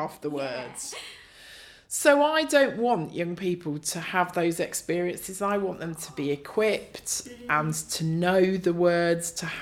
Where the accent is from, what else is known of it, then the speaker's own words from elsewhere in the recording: Northamptonshire, East Midlands, United Kingdom; moved away as an adult; now in Bradford, United Kingdom; I grew up in Northamptonshire and moved here to study